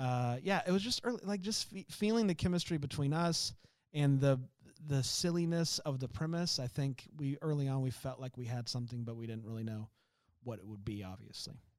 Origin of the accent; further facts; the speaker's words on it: Florida, United States; I grew up in Florida